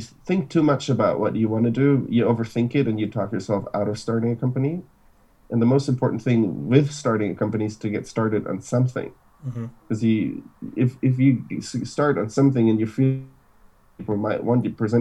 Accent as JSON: {"language": "English", "town": "Munich", "region": "Bavaria", "country": "Germany", "tie": "born or raised there", "moved": "as an adult", "lives_now": "San Francisco, United States", "said": "So I was born in Germany, in Munich. My parents are from Argentina, so super international family. Born and raised in Germany"}